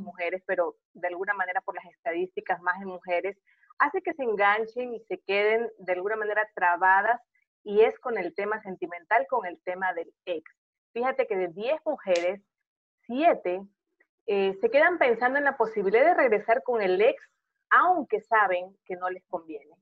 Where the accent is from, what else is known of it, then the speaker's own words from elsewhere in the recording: Portoviejo, Manabí, Ecuador; moved away; also born or lived in Guayaquil; hoy estoy en Puerto Viejo